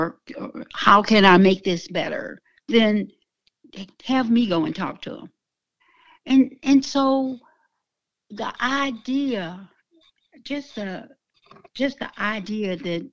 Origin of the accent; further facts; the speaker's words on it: the South, United States; I came from the South when lynching was real.